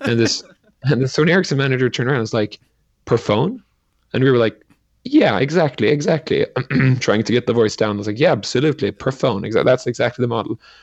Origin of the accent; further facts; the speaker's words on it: Sweden; I grew up in Sweden